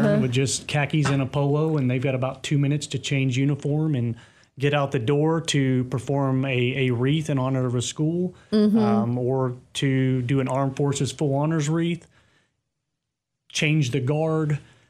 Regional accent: Bowling Green, Kentucky, United States; So I consider myself from all over. So I was born in the North, raised in the South, and my family kind

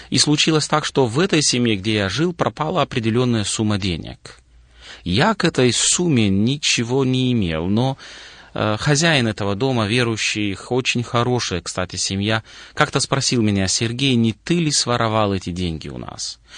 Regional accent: Moldova; born there; родился в Молдове, как и большинство людей советского периода прошлого родился в стране, которая на то время была достаточно закрытой, но семья у нас была христианская.

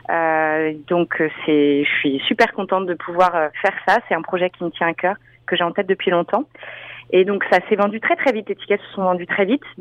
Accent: France; je sais que moi, mon gros avantage, euh, le fait d'être française, c'est que j'ai un accent assez prononcé quand je parle anglais

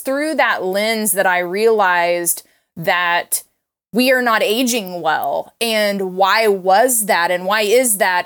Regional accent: Tulsa, Oklahoma, United States; moved away as an adult; also born or lived in Los Angeles, California; I grew up in Tulsa, Oklahoma, but I had moved out to California

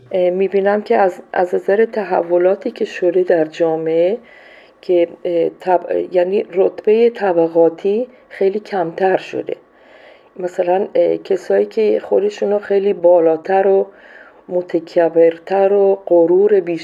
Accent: Iran; moved away as an adult; also born or lived in Colombia / Peru; now in Ecuador; من از سال 76 از ایران بیرون اومدم و رفتم کلمبیا بعد از اون رفتم پرو بعدشم اکوادور هستم

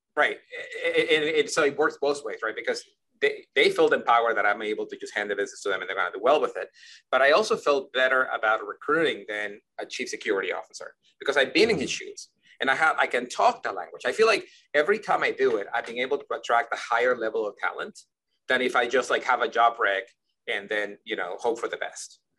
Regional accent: Ecuador; moved away; I grew up in Ecuador

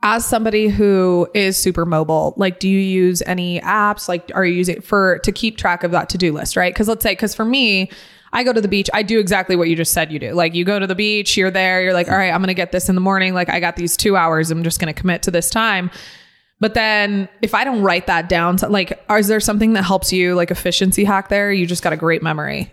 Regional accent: San Diego, California, United States; moved away; I grew up in San Diego right. and then I moved here

